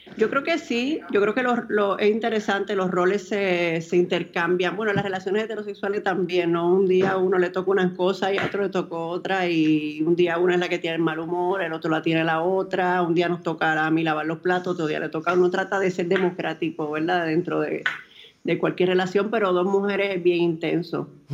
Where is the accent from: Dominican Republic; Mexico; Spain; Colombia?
Dominican Republic; para mí como dominicana